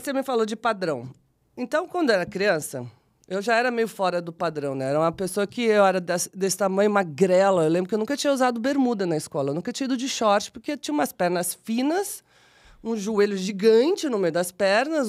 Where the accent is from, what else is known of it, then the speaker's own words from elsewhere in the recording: São Paulo, Brazil; eu venho de uma família simples, né? Da periferia de São Paulo. Nasci no Jardim Selma